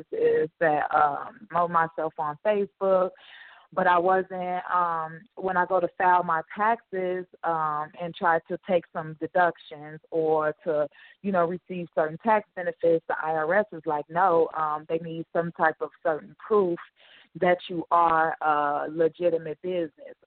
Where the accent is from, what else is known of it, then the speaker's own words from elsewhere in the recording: Chicago, Illinois, United States; I'm pretty much born and raised in Chicago, Illinois